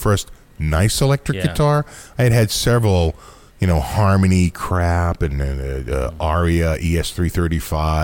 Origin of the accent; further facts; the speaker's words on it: United States; we're American